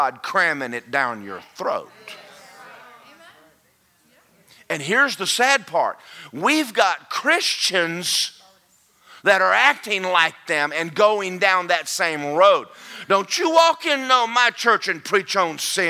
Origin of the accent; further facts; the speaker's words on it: Athens, Georgia, United States; When I grew up in Athens, Georgia